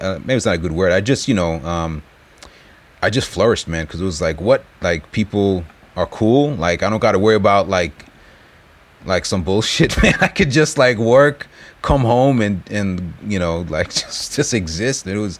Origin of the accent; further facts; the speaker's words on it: New York, United States; moved away as an adult; now in Japan; we're both from New York